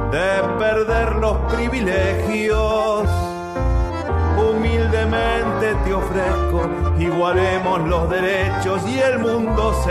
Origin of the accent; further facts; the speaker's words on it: Mendoza, Argentina; soy músico de Mendoza